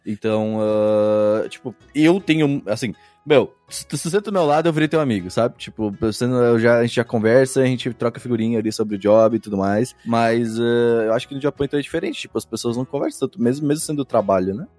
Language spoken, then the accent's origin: Portuguese; Rio Grande do Sul, Brazil; eu sou sulista, eu sou do Rio Grande do Sul